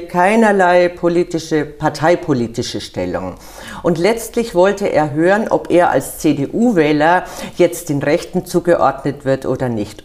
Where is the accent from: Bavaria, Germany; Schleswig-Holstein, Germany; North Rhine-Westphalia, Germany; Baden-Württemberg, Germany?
Bavaria, Germany; Munich; now in Wiesbaden, Germany; Wir Bayern, ich bin Münchnerin